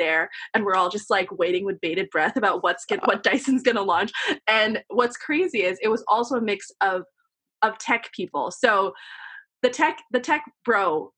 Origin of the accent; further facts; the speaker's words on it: New York City, New York, United States; I grew up in Queens and was able to commute in and out to intern at these magazines or go to NYU